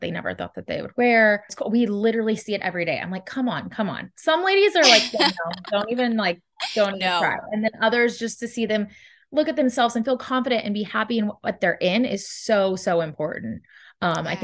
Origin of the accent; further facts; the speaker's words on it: Texas, United States; moved away; also born or lived in California; I'm originally from Texas. I lived in California